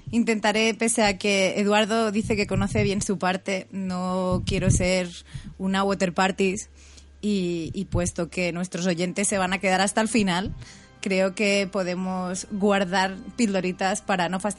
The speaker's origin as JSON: {"language": "Spanish", "region": "northern Spain", "country": "Spain", "said": "Yo tengo que decir, en su defensa, como norteña"}